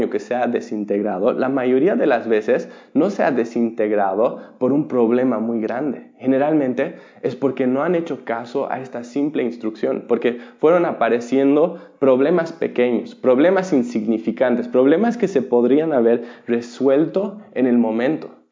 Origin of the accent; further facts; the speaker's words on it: Bolivia; Yo, yo viví y me crié en Bolivia, donde la piratería es muy común.